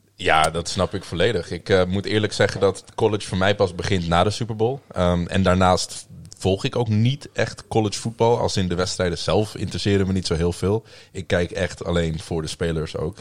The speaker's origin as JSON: {"language": "Dutch", "town": "Amsterdam", "region": "North Holland", "country": "Netherlands", "tie": "born or raised there", "moved": "as an adult", "lives_now": "Groningen, Netherlands", "said": "ik kom oorspronkelijk eh, uit Amsterdam. Eh, ben daar ook eh, opgegroeid en voor de studie hierheen gekomen"}